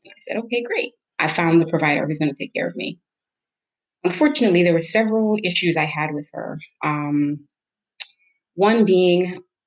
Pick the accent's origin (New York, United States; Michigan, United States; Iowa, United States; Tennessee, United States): New York, United States; moved away as an adult; also born or lived in Jamaica / Detroit area, United States; now in Detroit, United States; I grew up in New York